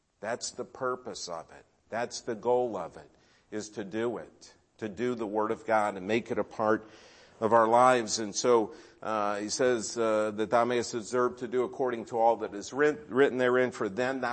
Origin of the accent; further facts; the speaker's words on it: Cleveland, Ohio, United States; I grew up in Cleveland.